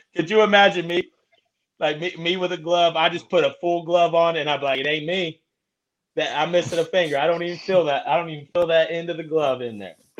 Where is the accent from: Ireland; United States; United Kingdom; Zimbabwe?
United States; Indiana; We're not known for barbecue in Indiana